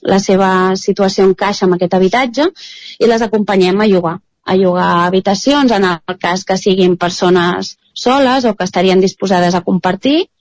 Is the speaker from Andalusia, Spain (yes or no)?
no; Ripollès, Catalonia, Spain; dos dels cofundadors som del Ripollès